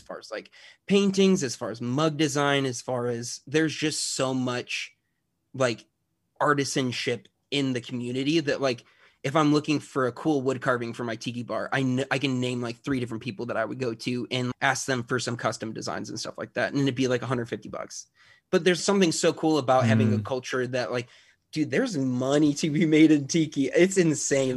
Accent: Chicago, Illinois, United States; I grew up in the Chicagoland area

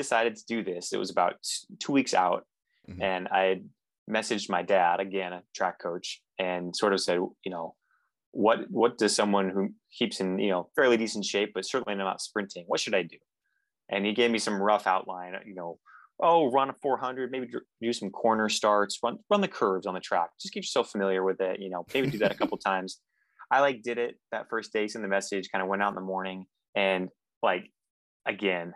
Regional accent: North Bend, Oregon, United States; moved away

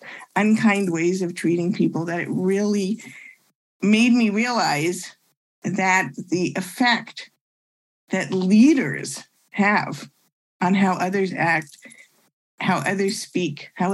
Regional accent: Ottawa, Ontario, Canada; moved away as an adult; also born or lived in Montreal, Canada / Toronto, Canada; now in Chicago, United States; I actually was born in Montreal. I grew up in Ottawa and I went to university in Toronto

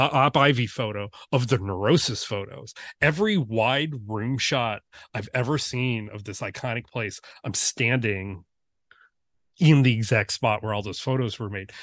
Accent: Detroit, Michigan, United States; growing up in Metro Detroit

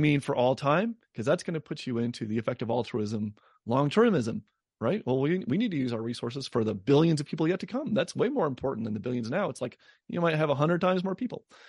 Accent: Denver, Colorado, United States; my hometown in Denver

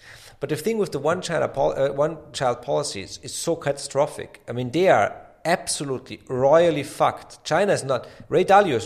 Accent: Austria; I come from Austria

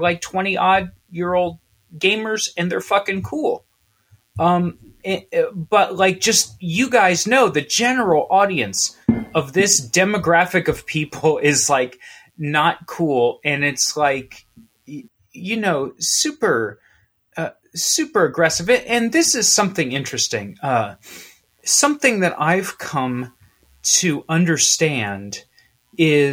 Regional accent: Midwest, United States; I'm from the Midwest

